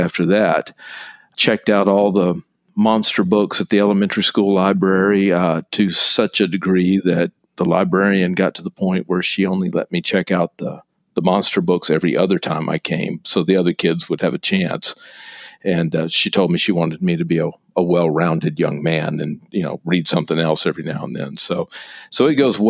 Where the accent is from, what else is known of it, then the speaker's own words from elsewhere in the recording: East Texas, United States; I grew up in East Texas